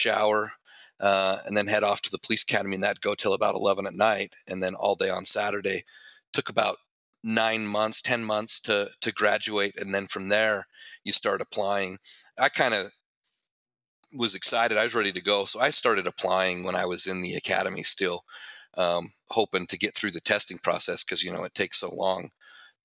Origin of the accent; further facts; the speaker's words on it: Ogden, Utah, United States; Ogden City was kind of my hometown